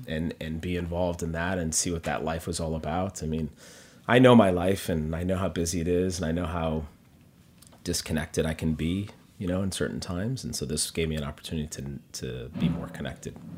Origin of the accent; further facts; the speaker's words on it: Minneapolis, Minnesota, United States; moved away as an adult; also born or lived in Los Angeles / New York; now in Minneapolis, United States; I was actually born in L A, but grew up in Minneapolis.